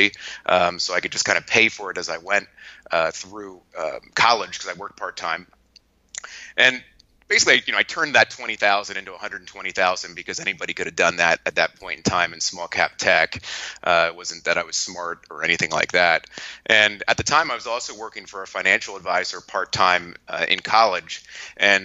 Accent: Lancaster, Pennsylvania, United States; I'm from Lancaster, Pennsylvania

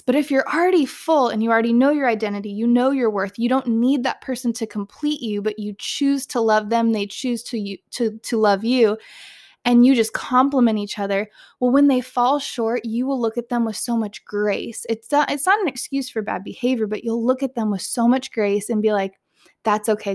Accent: Southern California, United States; moved away; I was born and raised in Southern California

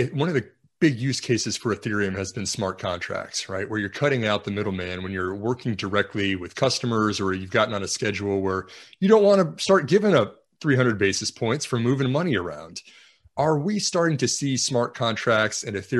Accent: Texas, United States; we are both from Texas

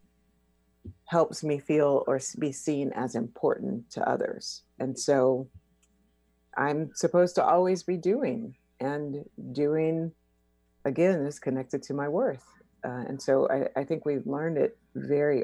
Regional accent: Houston, Texas, United States; also born or lived in New York City / Oakland; now in New York City / Oakland, United States; I'm originally from Houston, Texas

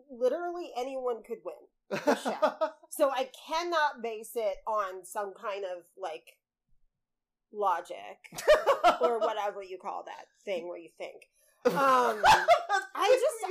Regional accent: Oklahoma, United States; I'm from Oklahoma.

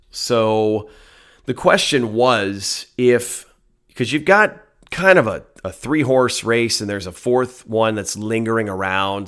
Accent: Wisconsin, United States; I grew up in Wisconsin

